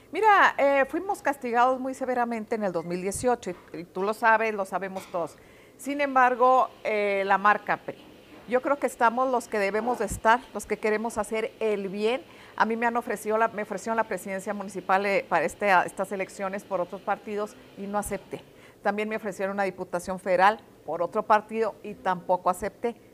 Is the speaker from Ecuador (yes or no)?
no; Ciudad Juárez, Chihuahua, Mexico; soy aquí de Ciudad Juárez